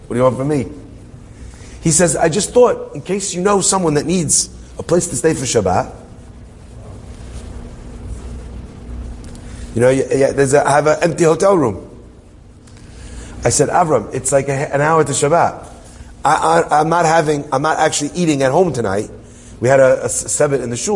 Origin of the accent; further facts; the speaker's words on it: Hendon, London, United Kingdom; I'm from Hendon